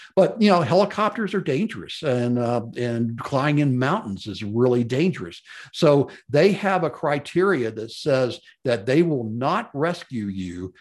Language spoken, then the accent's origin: English; Memphis, Tennessee, United States; growing up in Memphis, Tennessee, and going to Memphis, uh, public schools back in the sixties